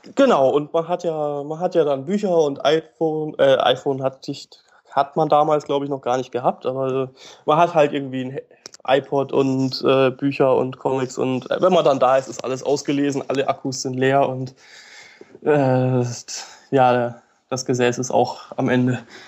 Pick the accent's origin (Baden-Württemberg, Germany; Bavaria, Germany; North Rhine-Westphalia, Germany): Baden-Württemberg, Germany; Upper Black Forest; moved away as an adult; now in Lithuania; ich komme aus dem Hochschwarzwald, das ist passenderweise Südwestdeutschland